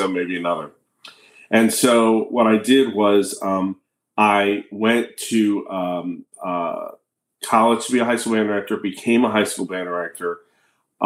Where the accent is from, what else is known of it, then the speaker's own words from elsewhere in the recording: Annapolis, Maryland, United States; also born or lived in Philadelphia, Pennsylvania; now in Tampa, United States; I grew up in Annapolis, Maryland